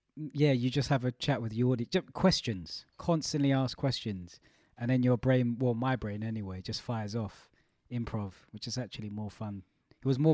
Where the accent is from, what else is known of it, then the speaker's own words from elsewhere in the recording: London, United Kingdom; I grew up in Stratford, very multicultural.